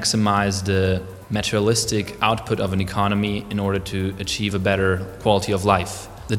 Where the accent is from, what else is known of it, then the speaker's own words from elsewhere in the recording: Augsburg, Bavaria, Germany; I'm from Augsburg, from southern Germany